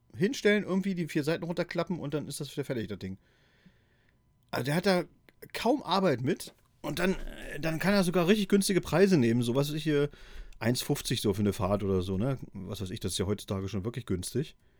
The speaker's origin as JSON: {"language": "German", "region": "East Germany", "country": "Germany", "tie": "born or raised there", "said": "in meiner Kindheit in der DDR"}